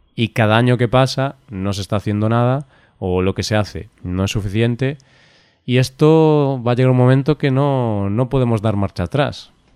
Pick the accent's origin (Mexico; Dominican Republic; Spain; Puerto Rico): Spain; Galicia; yo soy de Galicia